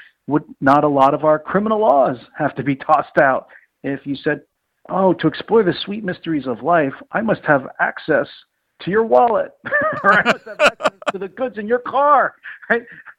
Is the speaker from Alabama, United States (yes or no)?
no; Pennsylvania, United States; now in San Francisco, United States; Pennsylvania, you know, my home state